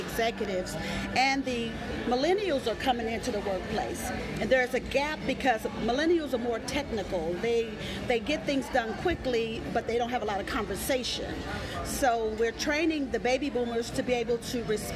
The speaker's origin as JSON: {"language": "English", "town": "Tulsa", "region": "Oklahoma", "country": "United States", "moved": "yes", "lives_now": "Dallas, United States", "said": "I'm from Tulsa, Oklahoma, but I live in Dallas, Texas."}